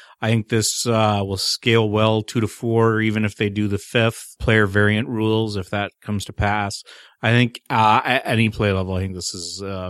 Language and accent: English; Canada; I am the Canadian.